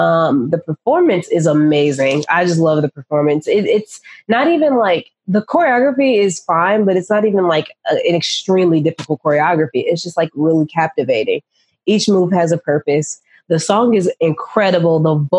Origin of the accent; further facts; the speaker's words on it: England, United Kingdom; But I'm English.